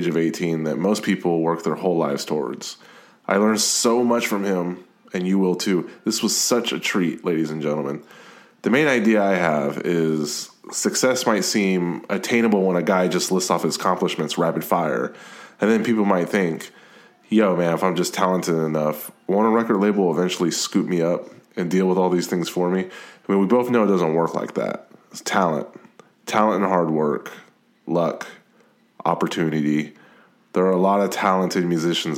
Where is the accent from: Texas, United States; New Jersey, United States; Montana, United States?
Texas, United States; Austin; I'm from Austin, Texas